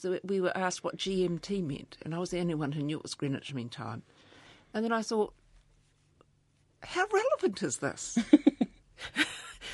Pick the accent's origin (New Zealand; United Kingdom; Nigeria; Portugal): New Zealand; Waimana, Bay of Plenty; I grew up in Waimana, in a little valley that was full of rehab farms